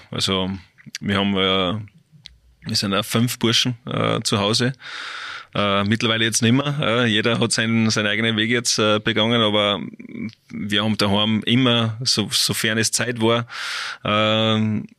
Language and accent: German; Salzburg, Austria; es ist schon Salzburg, ist mein Heimatbundesland.